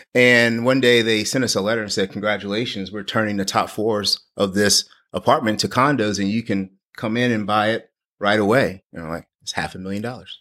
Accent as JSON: {"language": "English", "town": "New Orleans", "region": "Louisiana", "country": "United States", "tie": "born or raised there", "also_born_or_lived": "Mississippi / Washington DC", "moved": "as an adult", "lives_now": "Texas, United States", "said": "I grew up in New Orleans, actually on, uh, West Bank in New Orleans. So I spent my, born and raised there."}